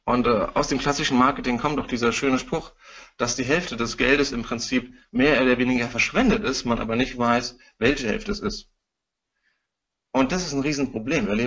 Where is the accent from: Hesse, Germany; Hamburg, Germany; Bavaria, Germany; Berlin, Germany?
Hesse, Germany; Frankfurt; ich bin Frankfurter Bub